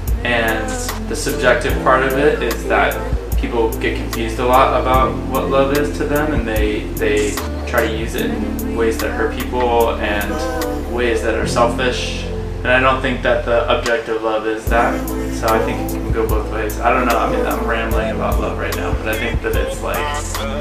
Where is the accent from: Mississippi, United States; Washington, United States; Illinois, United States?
Washington, United States; Seattle; I'm from Seattle, Washington